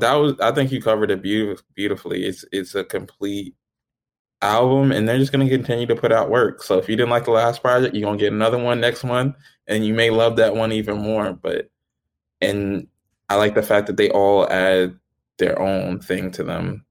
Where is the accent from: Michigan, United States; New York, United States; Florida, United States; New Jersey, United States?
New Jersey, United States; I'm from New Jersey